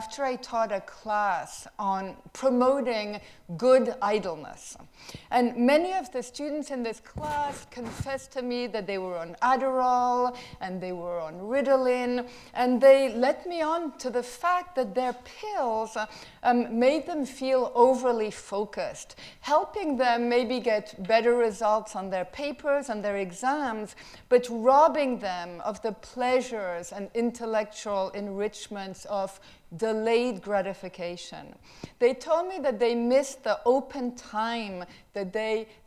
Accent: France; moved away; I came from France

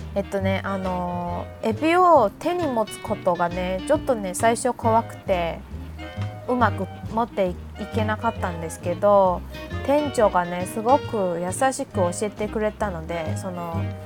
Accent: Tainan, Taiwan; 私の地元台南

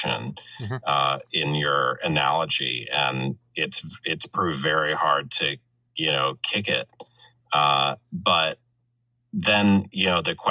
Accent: Missouri, United States; moved away; I'm from Missouri

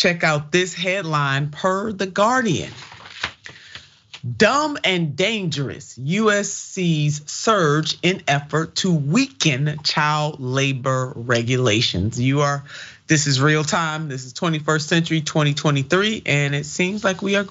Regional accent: Ohio, United States; my home state of Ohio

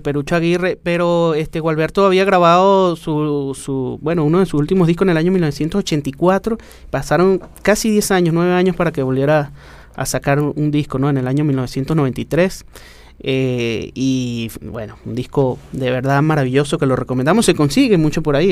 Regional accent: Venezuela; lo que somos nosotros como, venezolanos

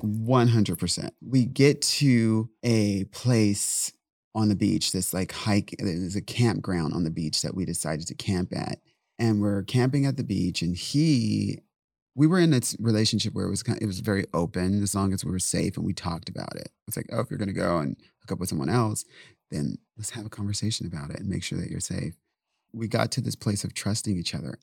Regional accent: San Diego, California, United States; I speak Spanish just by default because I'm from San Diego

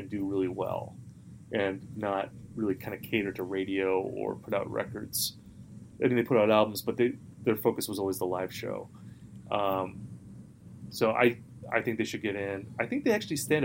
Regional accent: Midwest, United States; I'm from the Midwest

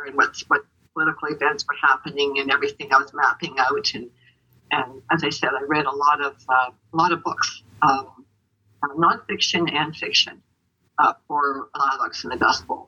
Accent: Winnipeg, Manitoba, Canada; first language Ukrainian; English is a second language; I was born in Winnipeg, Manitoba, but my first language was Ukrainian because Baba was living with us and she didn't speak English

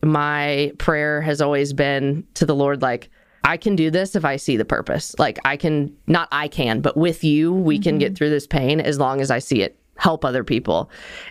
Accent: Nashville, Tennessee, United States; I grew up here in Nashville

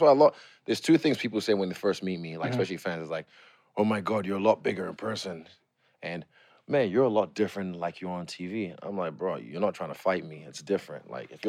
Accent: New Zealand; also born or lived in Nigeria; I'm Nigerian. Football's not my thing. I'm from New Zealand. I don't play rugby, you know.

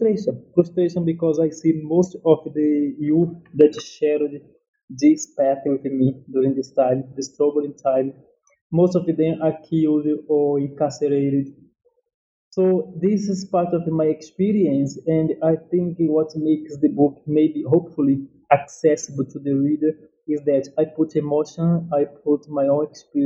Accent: Northeast Brazil, Brazil; English is a second language; also born or lived in São Paulo; This book came out from my own experience coming to age in a favela in São Paulo. I am from Northeast Brazil, just to situate the listeners.

